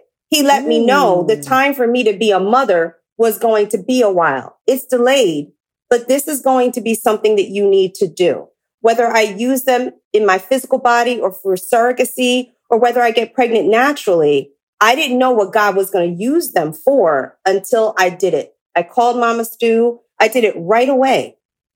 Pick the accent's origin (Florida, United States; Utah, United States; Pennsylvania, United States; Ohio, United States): Pennsylvania, United States; Philadelphia; now in Los Angeles, United States; I'm from Philly.